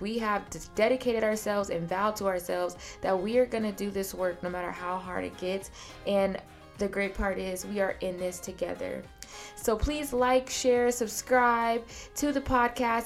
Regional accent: Seattle, Washington, United States; moved away as an adult; also born or lived in Atlanta, Georgia; I'm born and raised in Seattle, Washington

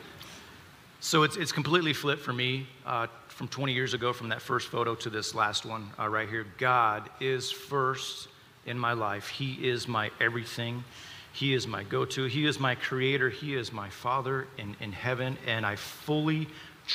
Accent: the South, United States; We grew up in the South in the Baptist church

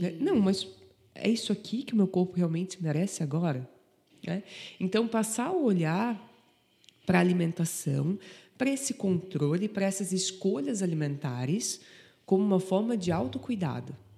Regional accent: Antônio Carlos, Santa Catarina, Brazil; Eu sou de Antônio Carlos

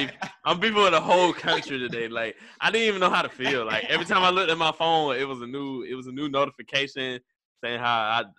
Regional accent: Florida, United States; I'm from Florida.

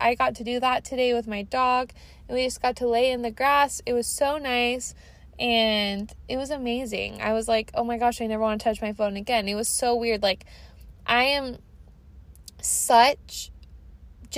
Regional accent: Washington, United States; I'm from Washington. You guys know that. I'm a Portlandia, Washingtonian girly

